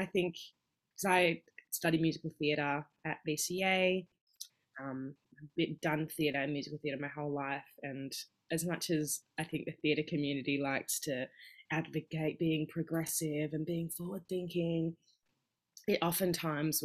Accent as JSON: {"language": "English", "town": "Perth", "region": "Western Australia", "country": "Australia", "tie": "born or raised there", "moved": "as an adult", "lives_now": "Melbourne, Australia", "said": "growing up in Perth"}